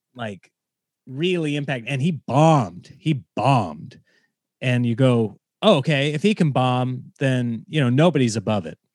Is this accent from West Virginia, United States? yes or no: no; Nebraska, United States; now in Los Angeles, United States; I grew up in Nebraska